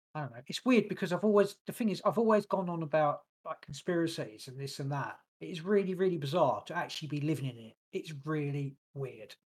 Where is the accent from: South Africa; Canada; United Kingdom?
United Kingdom; England; born or raised there